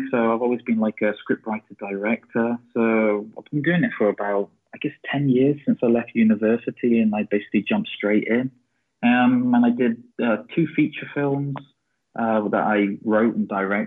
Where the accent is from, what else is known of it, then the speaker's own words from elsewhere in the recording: England, United Kingdom; moved away as an adult; also born or lived in Russia / St. Petersburg, Russia; now in Stockholm, Sweden; I'm originally from England, but I spent like the last 7 years living in Russia, and then I just moved to Stockholm like 2 weeks ago, so Sweden now.